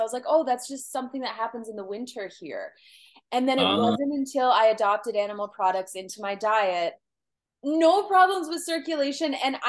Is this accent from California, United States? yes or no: yes; California, United States; born there; like I was born in Southern California, you know, I wasn't born in Michigan, and I'm not like a cold person.